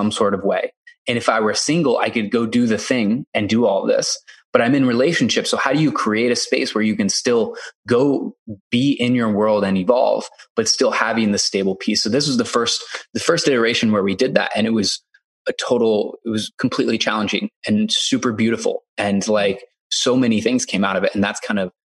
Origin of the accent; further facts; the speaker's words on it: Iowa, United States; moved away as an adult; I grew up in a town of 600 people in Iowa